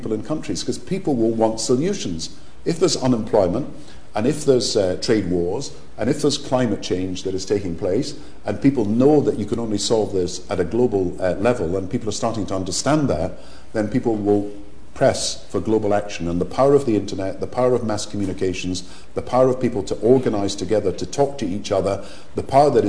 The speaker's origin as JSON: {"language": "English", "town": "Kirkcaldy", "region": "Scotland", "country": "United Kingdom", "tie": "born or raised there", "said": "Kirkcaldy, the town I was brought up"}